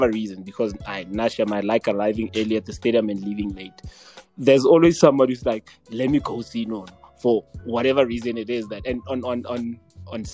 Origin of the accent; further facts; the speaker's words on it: South Africa; as the South African that I am